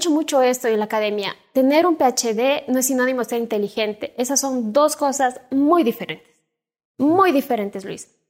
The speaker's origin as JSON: {"language": "Spanish", "town": "Cuenca", "region": "Azuay", "country": "Ecuador", "said": "Soy cuencana."}